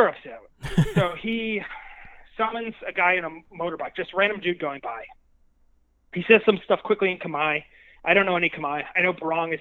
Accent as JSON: {"language": "English", "country": "United States", "said": "I'm from America"}